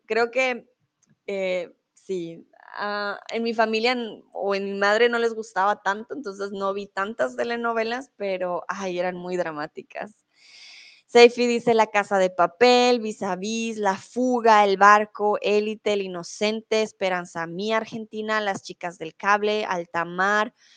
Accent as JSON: {"language": "Spanish", "country": "Colombia", "also_born_or_lived": "Mexico", "moved": "yes", "lives_now": "Germany", "said": "soy de Colombia, comúnmente vivo en Alemania"}